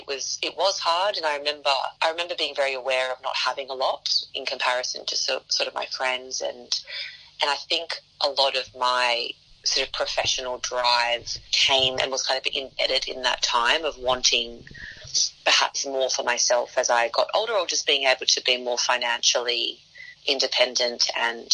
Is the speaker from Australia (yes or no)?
yes; Sydney, New South Wales, Australia; I'm the best from the West.